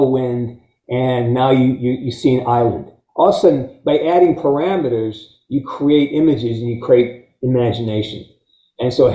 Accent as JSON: {"language": "English", "town": "Pittsfield", "region": "Massachusetts", "country": "United States", "said": "I'm from Western Mass. I'm a Pittsfield guy"}